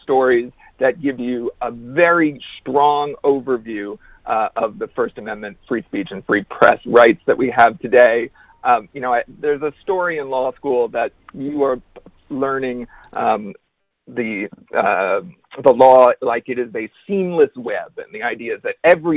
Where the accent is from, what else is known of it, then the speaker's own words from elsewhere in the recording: Wisconsin, United States; I grew up in Wisconsin